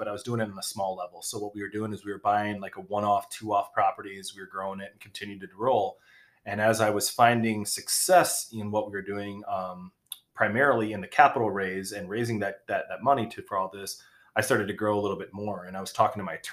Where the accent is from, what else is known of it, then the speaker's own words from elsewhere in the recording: Kalamazoo, Michigan, United States; also born or lived in Long Beach, California; I'm from Kalamazoo, Michigan. Born in Long Beach, California, somehow ended up here